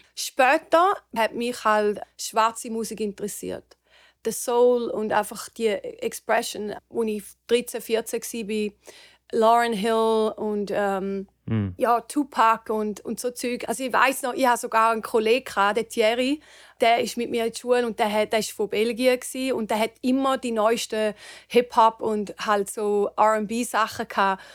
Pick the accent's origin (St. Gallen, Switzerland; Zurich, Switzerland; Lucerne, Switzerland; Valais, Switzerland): St. Gallen, Switzerland; near; moved away as an adult; now in Los Angeles, United States; Also ich bin in der Nähe von St. Gallen aufgewachsen